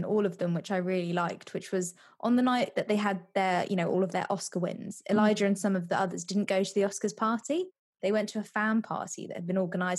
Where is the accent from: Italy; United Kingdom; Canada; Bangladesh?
United Kingdom; Midlands; As a slightly and slight introverted boy growing up in the Midlands, attending a rough-ish school, what's not to like about that?